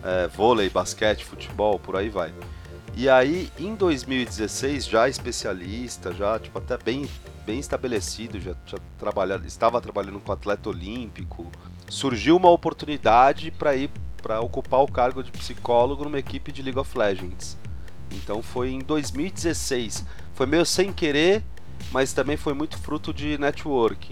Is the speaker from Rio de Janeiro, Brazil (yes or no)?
no; São Paulo, Brazil; Sou, São Paulo, capital